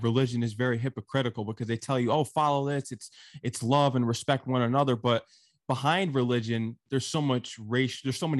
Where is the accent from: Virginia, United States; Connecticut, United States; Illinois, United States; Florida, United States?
Connecticut, United States; I'm from Connecticut, actually, and located in the tri-state area of New York.